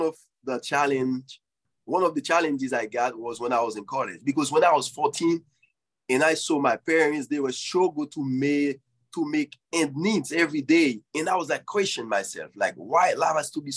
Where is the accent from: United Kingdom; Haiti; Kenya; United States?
Haiti; moved away; when I grew up in Haiti